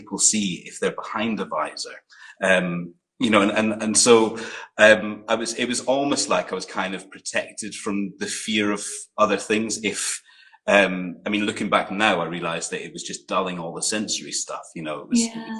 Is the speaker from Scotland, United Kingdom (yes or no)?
yes; Aberdeen, Scotland, United Kingdom; also born or lived in Glasgow / Fife; when I was nine, I moved to Aberdeen and lived there till I was 16 when I left home